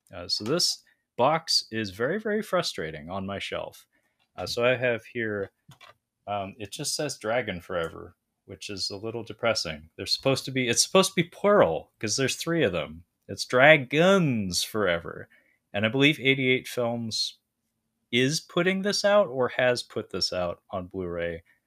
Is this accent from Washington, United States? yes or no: yes; Washington, United States; from Aberdeen, Washington, uh, not my hometown, but my home state